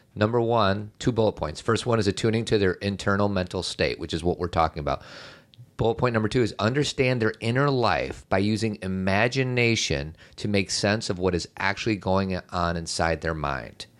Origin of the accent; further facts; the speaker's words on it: Chicago, Illinois, United States; now in Elmhurst, United States; grew up in Chicago in a nice part of Chicago, not like downtown crazy Chicago. And I now live in Elmhurst.